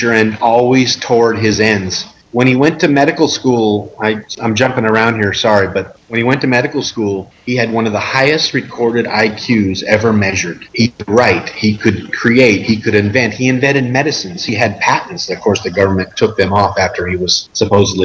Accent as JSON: {"language": "English", "country": "United States", "said": "as an American"}